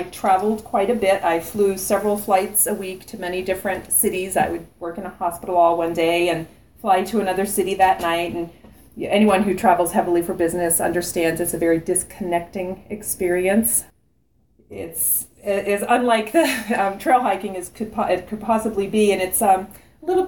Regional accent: North Carolina, United States; I'm from North Carolina. I'm like a beach bum

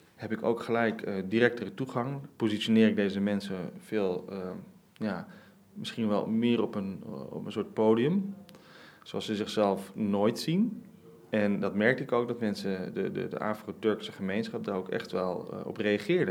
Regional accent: Rotterdam, South Holland, Netherlands; born or raised there

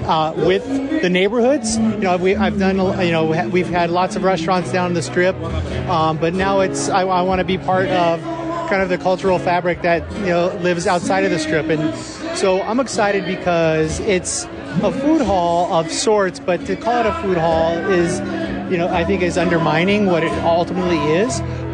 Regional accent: Las Vegas, Nevada, United States; I grew up here in Las Vegas

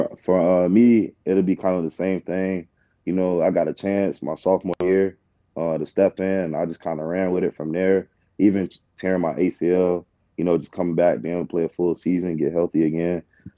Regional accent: Florida, United States; I'm from Florida. I gotta have that Kodak.

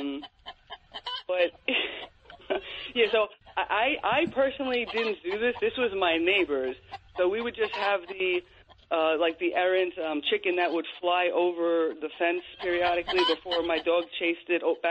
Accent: Long Island, New York, United States; I grew up in Long Island where you did have the backyards

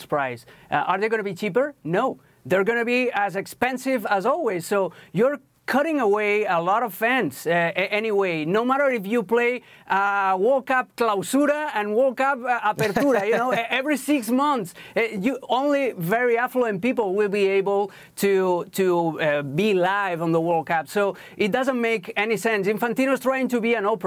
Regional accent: Barcelona, Catalonia, Spain; moved away; I talk from the experience of my country where I was born. I was born in Barcelona, in Spain

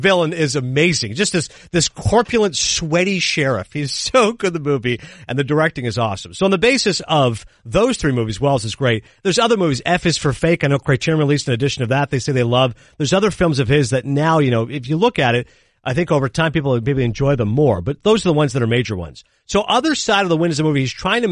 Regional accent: Toronto, Ontario, Canada; born or raised there; moved away

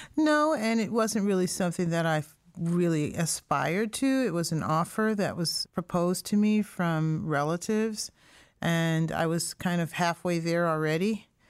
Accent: Springfield, Massachusetts, United States; I was born and raised in Springfield, Massachusetts

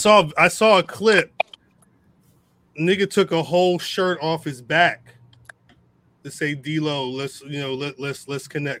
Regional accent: New Jersey, United States; I'm from Jersey.

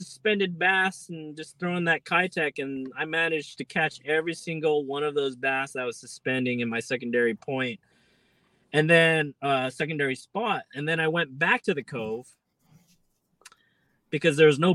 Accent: Bay Area, California, United States; I went to high school around that area

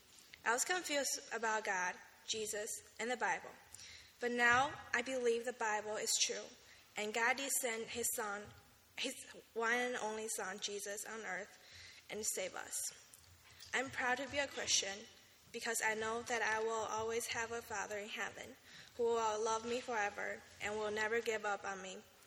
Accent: China; moved away; I'm from China. And I did not grow up in a Christian family.

